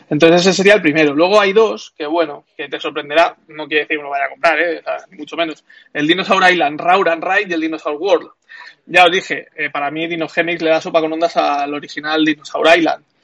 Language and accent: Spanish; Spain; los juegos de licencia no me molan demasiado y menos siendo español